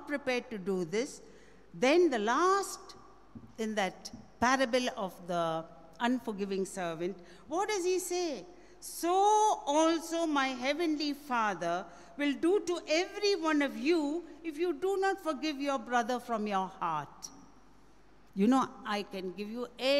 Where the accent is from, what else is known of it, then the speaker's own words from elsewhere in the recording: India; I'm very proud to be an Indian.